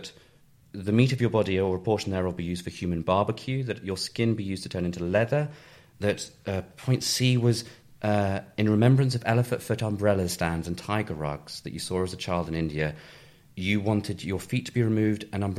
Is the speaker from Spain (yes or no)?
no; Towcester, East Midlands, United Kingdom; I grew up in Toaster, quite near Silverstone